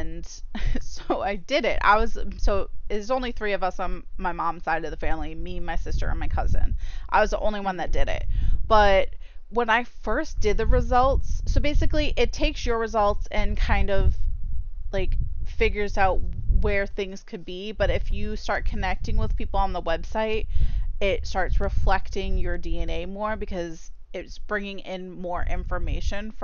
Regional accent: Massachusetts, United States; I'm from Massachusetts

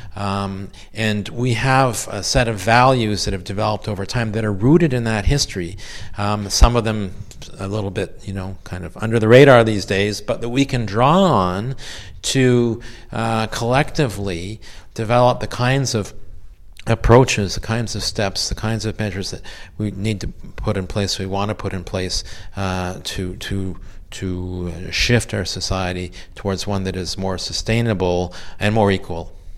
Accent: Quebec, Canada; I grew up in Quebec at a, a time of, of, tremendous change.

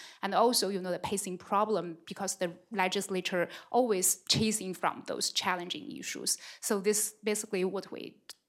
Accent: China; moved away as an adult; I come from China and I'm a visiting scholar here.

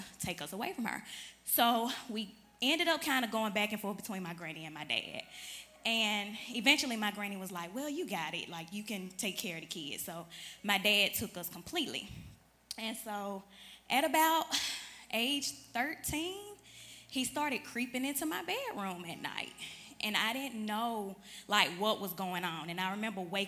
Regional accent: Chattanooga, Tennessee, United States; I'm from Chattanooga, Tennessee

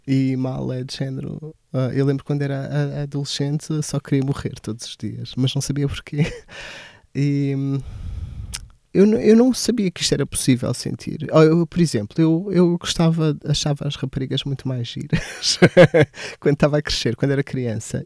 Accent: Portalegre, Alentejo, Portugal; moved away; also born or lived in Santarém; cresci em Porto Alegre. Toda a minha experiência de, até a adolescência foi passada em Porto Alegre.

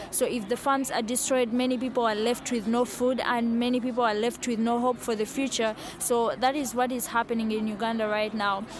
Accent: Brazil; I am from Brazil and I'm director of Lat 315

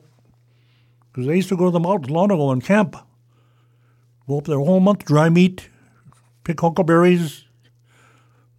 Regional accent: Sidwell Flat, Oregon, United States; I grew up in Sidwell Flat in the old house

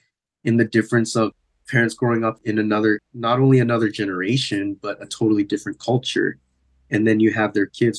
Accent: San Diego, California, United States; growing up in San Diego

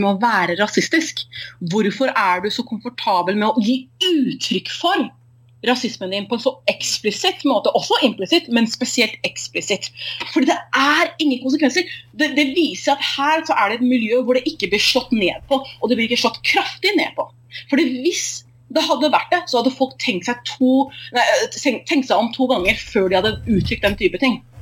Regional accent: Oslo, Norway; moved away as an adult; also born or lived in Tromsø; now in Bergen, Norway; jeg var født og oppvokst i Oslo

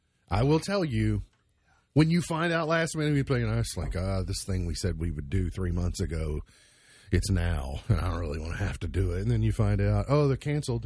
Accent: Kentucky, United States; I'm from Kentucky.

